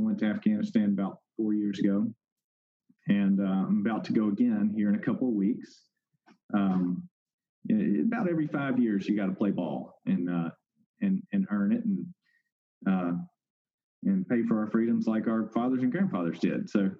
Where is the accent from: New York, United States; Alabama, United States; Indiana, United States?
Alabama, United States; Point Clear; I grew up in Point Clear, Alabama, which was a very rural area growing up, and is on Mobile Bay.